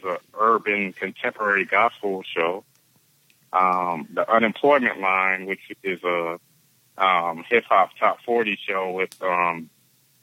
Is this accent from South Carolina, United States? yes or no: yes; Beaufort, South Carolina, United States; my hometown of Beaufort, South Carolina